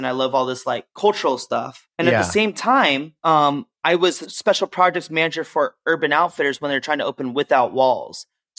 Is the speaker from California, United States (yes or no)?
yes; Berkeley, California, United States; I grew up in the Bay Area, like Berkeley area.